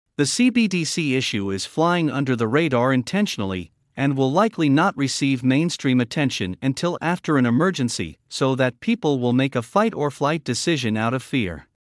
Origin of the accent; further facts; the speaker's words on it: New Hampshire, United States; my home state of New Hampshire